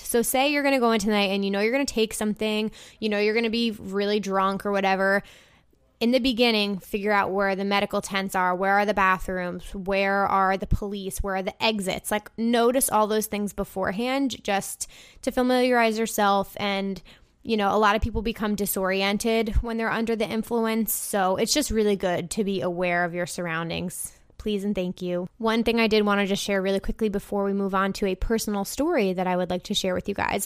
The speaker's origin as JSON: {"language": "English", "country": "United States", "tie": "born or raised there", "lives_now": "Brooklyn, United States", "said": "It's near my hometown"}